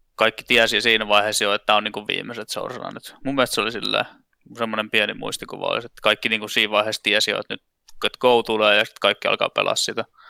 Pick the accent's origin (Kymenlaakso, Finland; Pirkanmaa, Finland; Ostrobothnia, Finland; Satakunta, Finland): Ostrobothnia, Finland; Vaasa; moved away as an adult; now in Tampere, Finland; mä oon Vaasasta kotoisin. Siellä mä tota, lapsuuteni vietin ja ihan niin kuin johonkin, mitäs mä nyt olin sitten 21 ennen kuin mä sieltä muutin pois